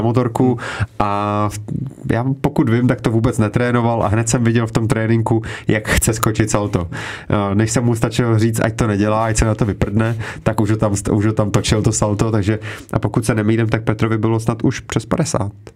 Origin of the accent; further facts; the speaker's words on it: Czechia; tady u nás v Čechách